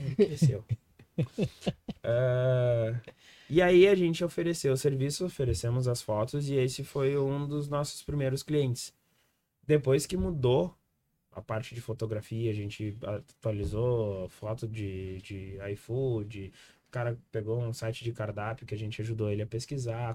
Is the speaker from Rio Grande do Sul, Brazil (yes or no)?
yes; Viamão, Rio Grande do Sul, Brazil; Nós somos de Viamão